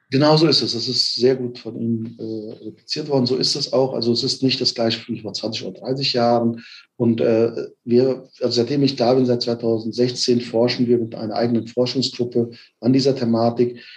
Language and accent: German; Offenbach am Main, Hesse, Germany; moved away as an adult; also born or lived in Frankfurt / Bielefeld; gebürtig aus Offenbach bin, habe in Frankfurt studiert